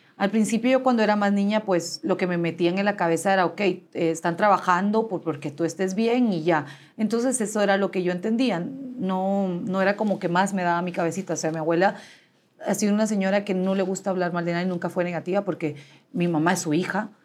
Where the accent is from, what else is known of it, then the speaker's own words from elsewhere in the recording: Guatemala City, Guatemala Department, Guatemala; nací en la ciudad de Guatemala